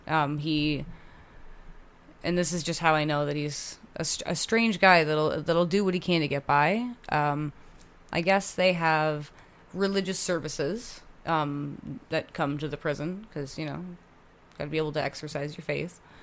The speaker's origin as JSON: {"language": "English", "town": "Hamilton", "region": "Ontario", "country": "Canada", "tie": "born or raised there", "also_born_or_lived": "Oakville, Ontario / Burlington, Ontario", "said": "I was born in Oakville, um, and then we moved to Burlington and then we moved to Hamilton"}